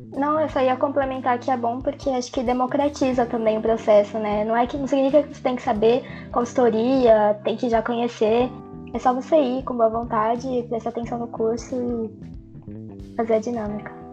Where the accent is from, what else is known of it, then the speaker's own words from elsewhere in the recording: São Paulo, Brazil; eu sou de São Paulo, nasci em São Paulo.